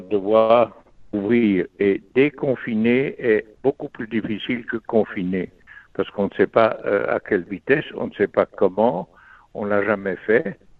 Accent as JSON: {"language": "French", "country": "Belgium", "said": "on vit dans un pays où on est tous des Belges"}